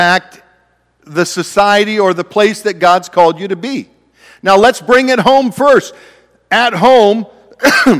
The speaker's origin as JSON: {"language": "English", "region": "Ohio", "country": "United States", "tie": "born or raised there", "also_born_or_lived": "Oregon", "moved": "yes", "said": "I grew up in Ohio."}